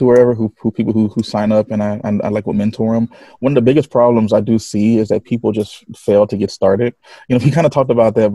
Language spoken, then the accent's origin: English; Connecticut, United States; I am from Connecticut, United States.